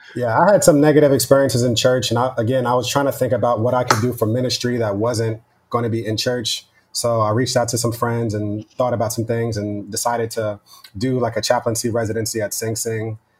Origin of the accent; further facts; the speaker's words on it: Westchester, New York, United States; also born or lived in Yonkers / New Rochelle; I grew up in Westchester, right outside of the city in New York.